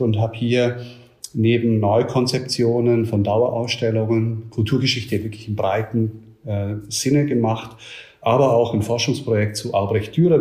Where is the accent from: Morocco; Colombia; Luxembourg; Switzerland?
Switzerland; now in Nuremberg, Germany; ich komme ursprünglich aus der Schweiz